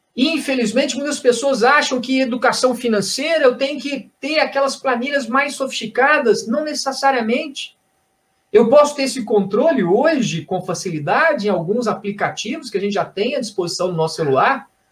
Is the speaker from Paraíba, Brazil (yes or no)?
no; Belo Horizonte, Minas Gerais, Brazil; Eu sou de Belo Horizonte, estou aqui em Belo Horizonte